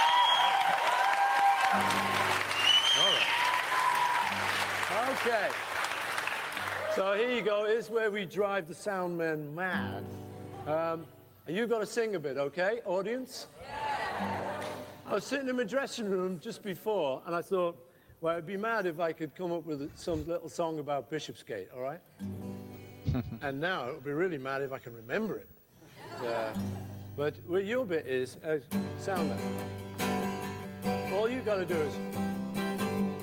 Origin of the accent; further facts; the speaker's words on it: Liverpool, North West England, United Kingdom; from Liverpool